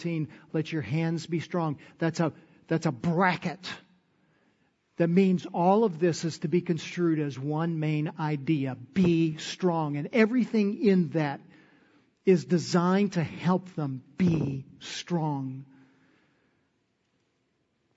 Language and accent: English; Texas, United States; that's my inheritance for being a Texan